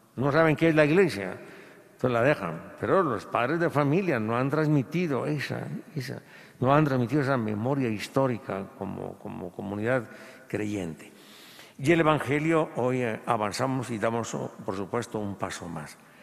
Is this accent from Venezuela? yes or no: no; Guatemala; a nosotros no nos han acostumbrado, como latinoamericanos y un poco, y, y como guatemaltecos